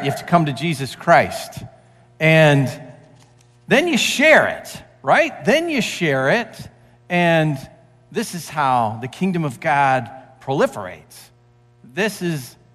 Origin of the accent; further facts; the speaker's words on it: St. Clair Shores, Michigan, United States; as a kid, I grew up in St. Clair Shores, and I loved the lake